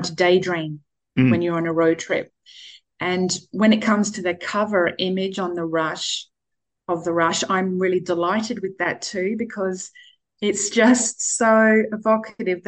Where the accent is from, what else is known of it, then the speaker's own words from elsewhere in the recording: Whyalla, South Australia, Australia; moved away as an adult; also born or lived in Adelaide; So I grew up in Whyalla. That's 4 hours north of Adelaide.